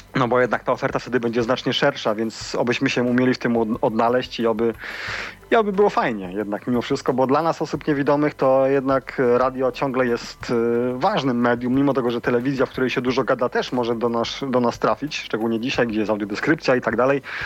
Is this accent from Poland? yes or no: yes; Siemianowice Śląskie, Silesian Voivodeship, Poland; pochodzę ze Śląska